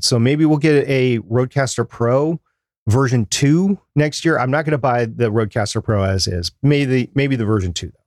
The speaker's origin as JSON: {"language": "English", "country": "United States", "said": "my country"}